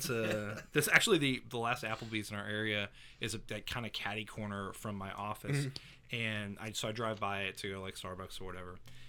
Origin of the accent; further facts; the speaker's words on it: Fort Walton Beach, Florida, United States; I grew up in Fort Walton.